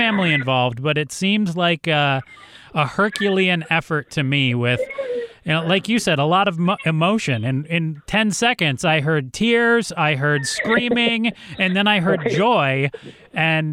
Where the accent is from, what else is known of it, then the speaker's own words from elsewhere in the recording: Ann Arbor, Michigan, United States; grew up in Ann Arbor